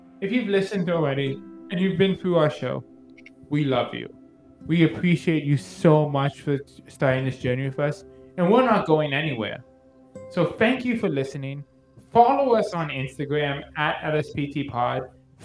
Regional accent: Canada; I'm a Canadian comic book collector

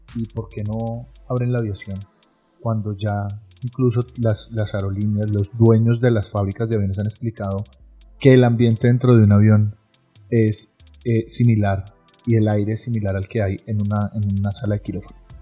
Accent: Colombia; somos los colombianos

